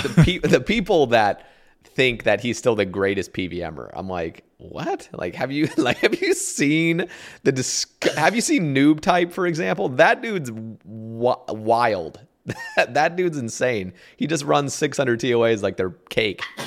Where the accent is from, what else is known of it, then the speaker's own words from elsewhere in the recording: Oregon, United States; also born or lived in Alabama; I moved from Alabama to Ore-, back to Oregon. I grew up in Oregon, and it's very liberal here